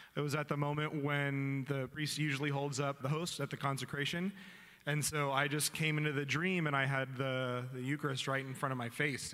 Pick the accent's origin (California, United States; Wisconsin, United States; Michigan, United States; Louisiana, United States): California, United States; Vista; also born or lived in Oregon; i am from uh, Vista, Oceanside area, and I grew up there